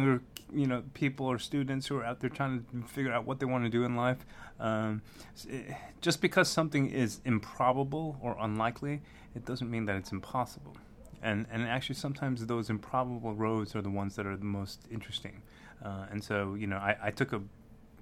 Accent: New York City, New York, United States; moved away as an adult; now in Kentucky, United States; I grew up in Brooklyn

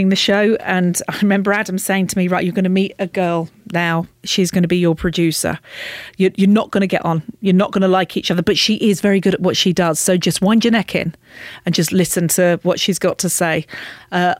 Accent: the Fens, East of England, United Kingdom; accent: Fen; I'm from the Fens. You know, we speak as we find there

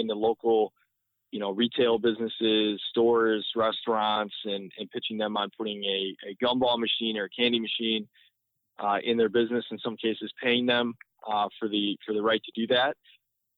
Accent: Northville, Michigan, United States; born and raised in the Detroit area, I grew up in Northville

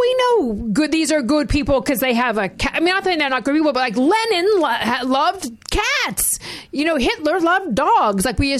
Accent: Miami Beach, Florida, United States; I grew up in Miami Beach.

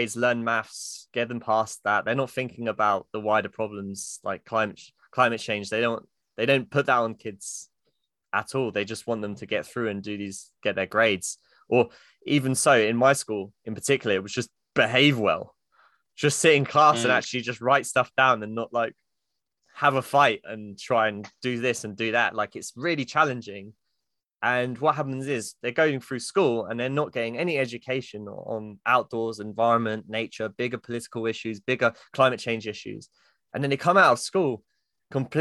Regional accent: Luton, East of England, United Kingdom; moved away; I came from Luton

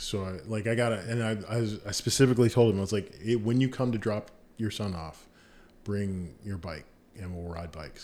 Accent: Virginia Beach, Virginia, United States; I grew up in Virginia Beach

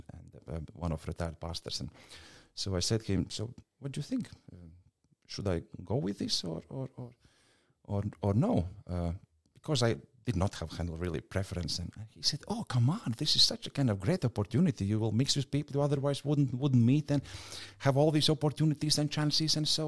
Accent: Latvia; English is a second language; moved away as an adult; also born or lived in United States; now in Adelaide, Australia; I grew up in Soviet Union

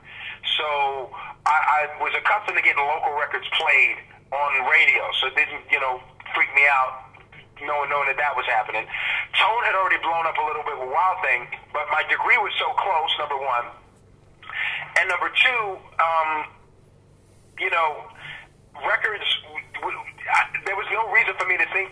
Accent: New York, United States; also born or lived in England; growing up in New York

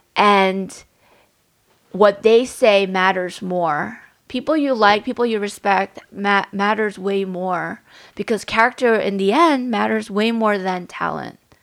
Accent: New York City, New York, United States; I was growing up in Staten Island.

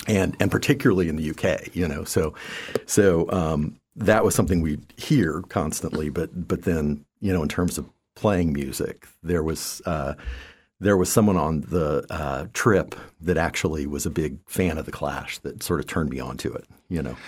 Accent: Land O'Lakes, Florida, United States; also born or lived in Tachikawa, Japan / Eugene, Oregon / Boulder, Colorado; growing up from, uh, you know, grade school on was, uh, in north, north of Tampa

